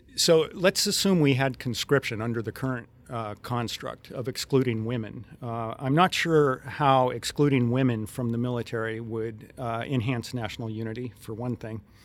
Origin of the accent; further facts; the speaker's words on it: Western Colorado, United States; I grew up in Western Colorado and spent a lot of time in that area.